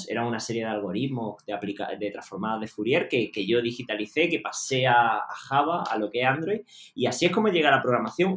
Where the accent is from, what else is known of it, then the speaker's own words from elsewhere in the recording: Jaén, Andalusia, Spain; yo soy de Jaén